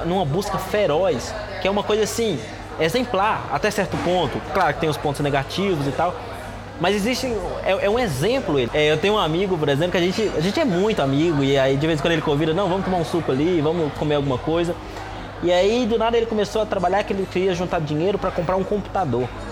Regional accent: Brazil; moved away as an adult; now in China; que sou brasileiro

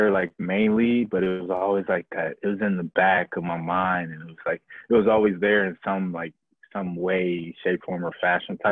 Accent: Milwaukee, Wisconsin, United States; also born or lived in Kenosha, Wisconsin; I was born in Kenosha. But the way my history and my past is set up, I was adopted. So really, like, I like to say born and raised in Milwaukee

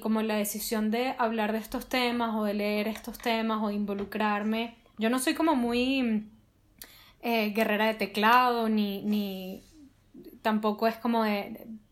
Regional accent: Venezuela; nosotros como venezolanos

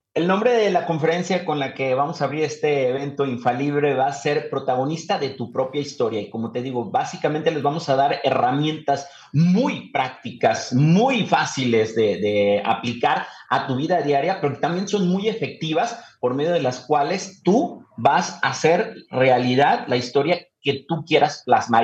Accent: Guadalajara, Jalisco, Mexico; Nosotros somos tapatíos orgullosamente

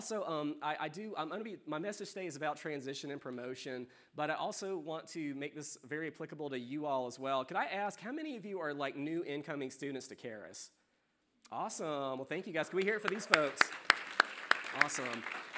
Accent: South Carolina, United States; But I came from South Carolina originally in 2012 and, you know, grew up in a great family, you know, great small local church.

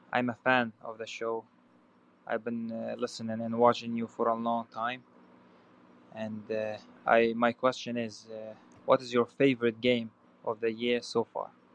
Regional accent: Kurdistan Region, Iraq; I am from Kurdistan, Iraq

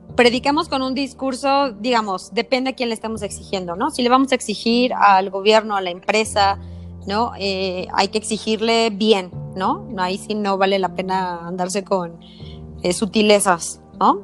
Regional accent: Mexico City, Mexico; soy chilanga

